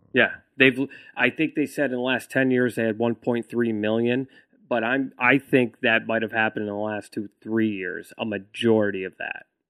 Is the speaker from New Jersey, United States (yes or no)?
no; New York, United States; now in Austin, United States; a New Yorker